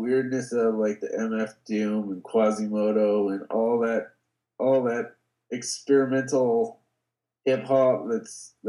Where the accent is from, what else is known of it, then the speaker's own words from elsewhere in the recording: Bay Area, California, United States; I grew up in the Bay Area